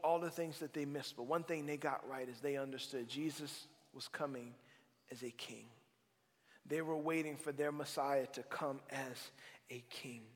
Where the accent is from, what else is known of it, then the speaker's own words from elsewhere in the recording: South Louisiana, United States; I'm from South Louisiana